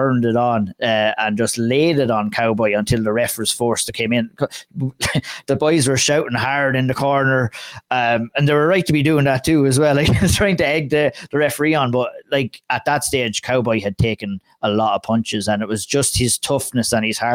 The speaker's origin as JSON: {"language": "English", "country": "Ireland"}